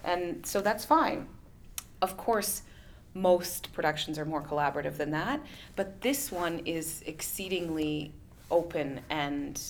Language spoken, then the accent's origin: English; Canada; being Canadian